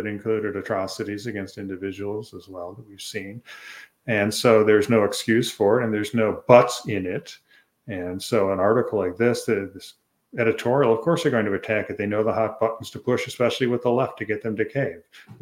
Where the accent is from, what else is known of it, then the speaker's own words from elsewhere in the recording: Michigan, United States; I'm from Michigan.